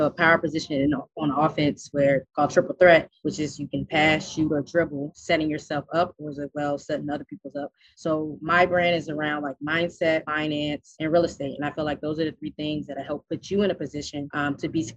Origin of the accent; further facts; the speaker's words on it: Richmond, Virginia, United States; I'm from Richmond, Virginia.